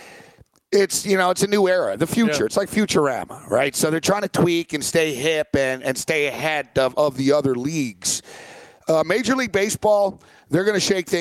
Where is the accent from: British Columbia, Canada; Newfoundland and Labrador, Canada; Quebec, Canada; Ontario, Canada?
Quebec, Canada; Montreal; Growing up in Montreal